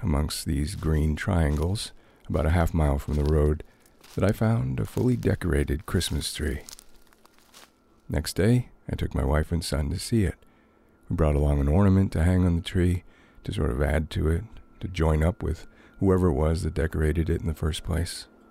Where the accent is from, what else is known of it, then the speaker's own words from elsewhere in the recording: Thornton, New Hampshire, United States; the Pine Flat Ski Trail in my hometown of Thornton